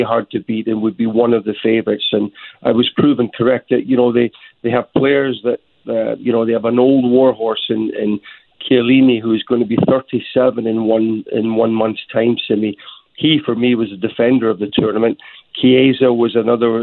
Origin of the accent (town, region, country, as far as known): Scotland, United Kingdom